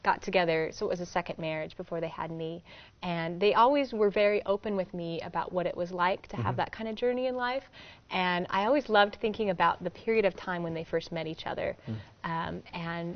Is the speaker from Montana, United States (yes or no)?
yes; Missoula, Montana, United States; moved away as an adult; I was born and raised in Missoula, Montana